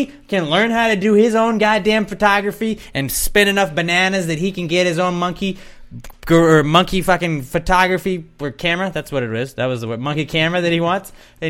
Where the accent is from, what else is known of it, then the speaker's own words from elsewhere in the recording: Memphis, Tennessee, United States; moved away; also born or lived in Georgia; although I am from Tennessee.